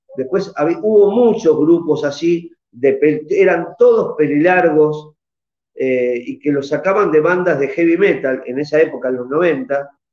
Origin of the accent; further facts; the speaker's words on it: Argentina; aquí en mi país